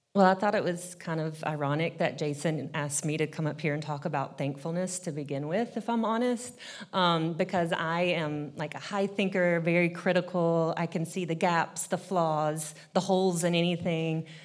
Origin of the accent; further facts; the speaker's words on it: Kentucky, United States; now in Nashville, United States; I'm originally from Kentucky. I've lived in Nashville now for about twenty years